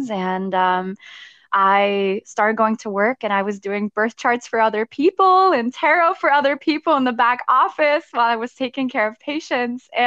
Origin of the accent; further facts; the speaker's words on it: Stuttgart, Baden-Württemberg, Germany; So I was actually, so I'm originally from Germany. I'm from Stuttgart, Germany. I grew up there, um, military family.